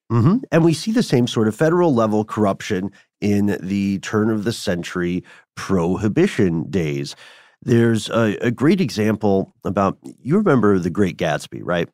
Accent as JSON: {"language": "English", "region": "Tennessee", "country": "United States", "accent": "Tennessee", "said": "my Tennessee accent"}